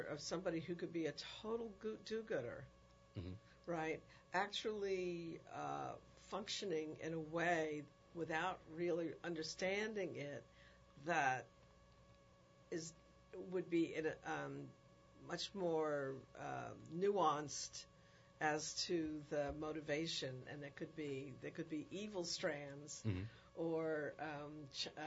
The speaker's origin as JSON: {"language": "English", "town": "New York City", "region": "New York", "country": "United States", "tie": "born or raised there", "said": "I was raised in the Bronx, in the South Bronx, in a very multidimensional community."}